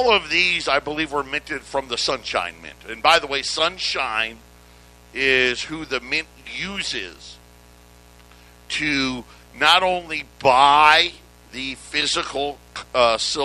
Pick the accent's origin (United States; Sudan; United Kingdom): United States; upstate New York; I grew up in New York, upstate New York